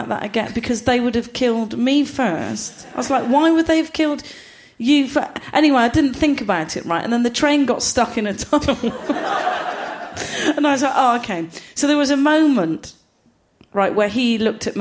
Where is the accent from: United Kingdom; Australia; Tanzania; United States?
United Kingdom; Gloucester, South West England; I'm from Gloucester.